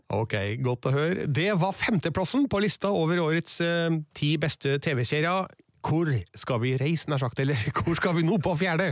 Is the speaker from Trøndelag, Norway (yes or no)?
yes; Trøndelag, Norway; jeg og du, vi er trøndere